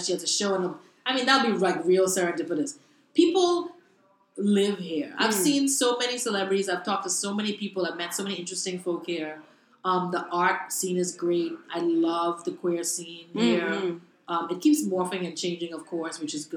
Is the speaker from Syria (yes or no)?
no; Bahamas; moved away as an adult; also born or lived in Brooklyn, New York; now in New York, United States; I'm from the Bahamas. I was born in the Bahamas. I went to school in the Bahamas.